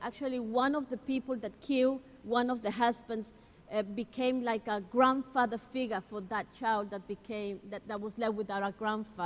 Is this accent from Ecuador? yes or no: yes; Ecuador; I'm from Ecuador